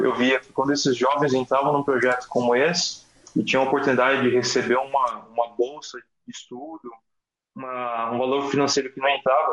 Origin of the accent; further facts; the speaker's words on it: Mogi das Cruzes, São Paulo, Brazil; Eu sou de Mogi das Cruzes, nascido, criado, é, crescido e estou um aqui da cidade até o momento